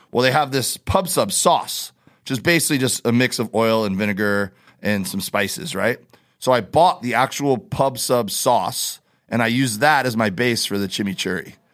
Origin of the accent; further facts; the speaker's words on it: Miami, Florida, United States; We we do, and I grew up in Miami doing that. Like that was my thing growing up, uh, spear fishing and diving